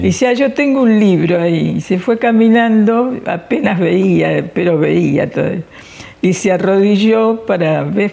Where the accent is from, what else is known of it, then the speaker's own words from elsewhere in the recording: Argentina; somos argentinas